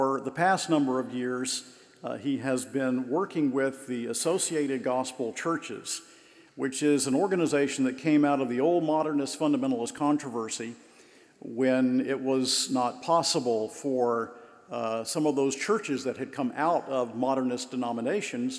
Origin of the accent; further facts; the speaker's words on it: Macon, Georgia, United States; Macon, Georgia, my hometown